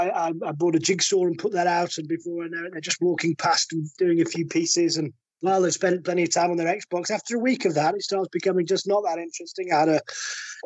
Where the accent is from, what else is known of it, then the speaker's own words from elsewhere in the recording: the north of England, United Kingdom; We're all northerners, and we're all poor up here